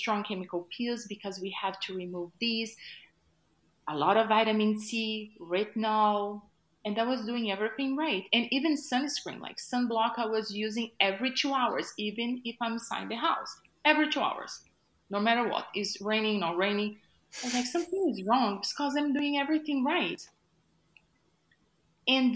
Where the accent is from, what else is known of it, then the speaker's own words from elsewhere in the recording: Brazil; moved away as an adult; I was like first year of college back in Brazil. I'm originally from Brazil.